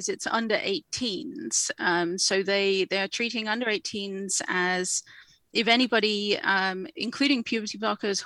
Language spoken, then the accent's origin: English; England, United Kingdom; now in Canada; as you can probably tell from my accent, I am from the UK, I am from England